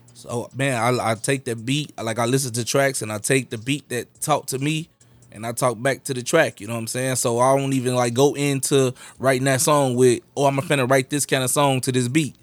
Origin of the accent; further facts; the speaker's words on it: Chicago, Illinois, United States; I was raised in the Garfield area.